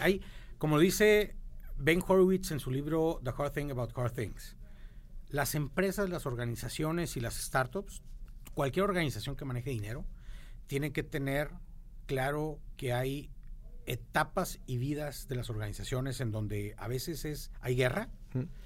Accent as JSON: {"language": "Spanish", "town": "Monterrey", "region": "Nuevo León", "country": "Mexico", "said": "como todo regio, como todo norteño en México"}